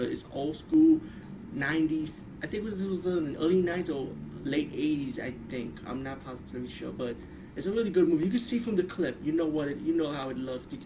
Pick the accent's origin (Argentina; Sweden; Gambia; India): India; pretty much as being Indian, I grew up around these supernatural stories and magic and never misuse it.